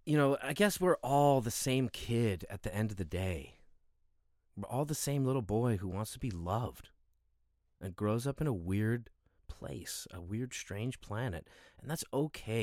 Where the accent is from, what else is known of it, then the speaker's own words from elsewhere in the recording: United States; as a Westerner, as an American